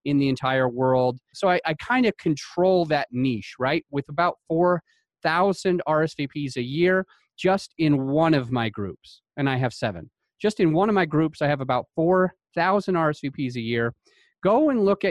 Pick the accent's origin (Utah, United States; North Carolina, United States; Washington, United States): Utah, United States; I grew up in Utah.